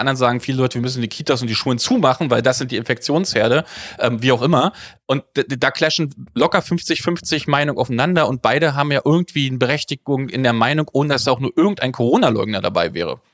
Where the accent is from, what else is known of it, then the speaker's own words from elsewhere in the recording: Frankfurt, Brandenburg, Germany; als gelernter Ostdeutscher geboren in Frankfurt-Oder